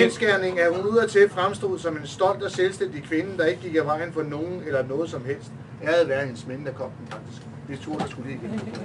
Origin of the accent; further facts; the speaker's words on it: Næstved, Zealand, Denmark; moved away as an adult; now in Copenhagen, Denmark; som I kan høre, så er jeg jo ikke fra København. Jeg kommer ned fra Næstved af